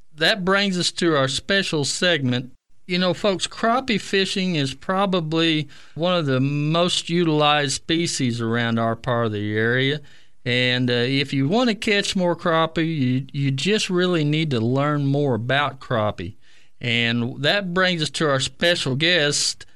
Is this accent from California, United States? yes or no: no; Keystone Lake, Oklahoma, United States; I grew up on Keystone and, uh, was fortunate to fish it, uh, back in the sixties